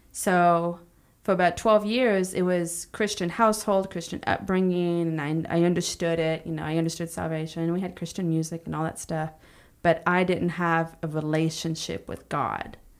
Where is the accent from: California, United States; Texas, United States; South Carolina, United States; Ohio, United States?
Texas, United States; Palestine; also born or lived in Houston, Texas; now in Tyler, United States; I grew up in Palestine for twenty-seven years.